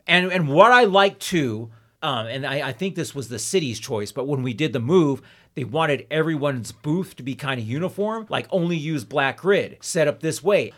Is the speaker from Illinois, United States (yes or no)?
no; Ontario, California, United States; also born or lived in Hesperia, California; I lived in Ontario, California, and Lynn Empire until I was twelve, and then we moved to Hesperia, California, the high desert, and I've been there ever since